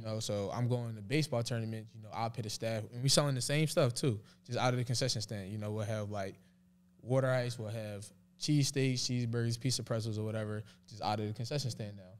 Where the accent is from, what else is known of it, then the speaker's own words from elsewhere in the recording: Philadelphia, Pennsylvania, United States; moved away as an adult; now in Dallas, United States; I love growing up in Philly